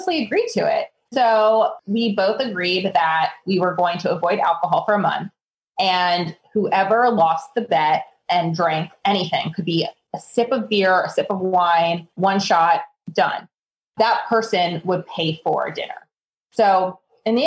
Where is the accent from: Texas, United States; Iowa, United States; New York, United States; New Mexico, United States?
New York, United States; being a New Yorker